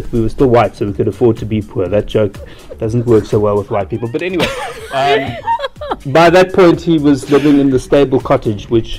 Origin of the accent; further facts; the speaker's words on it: Cape Town, Western Cape, South Africa; I was born in Mowbray Maternity Home and moved into the stable, the converted stable, when I was 3 days old.